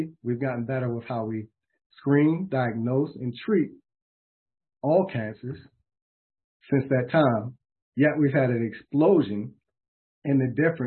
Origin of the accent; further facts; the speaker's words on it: Baltimore, Maryland, United States; my hometown of Baltimore, Maryland